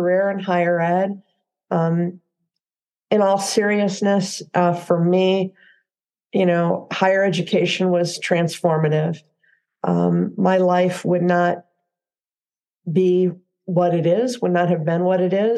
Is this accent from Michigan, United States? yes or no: yes; Southwest Michigan, United States; moved away as an adult; now in Central Oregon, United States; I grew up in a small town in Southwest Michigan